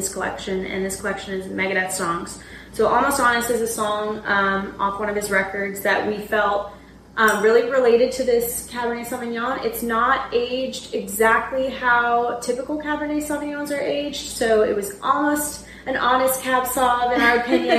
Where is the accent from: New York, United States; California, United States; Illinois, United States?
California, United States; San Diego; now in Nashville, United States; We are originally from San Diego. Mm-hmm. So we moved here seven, 8 years ago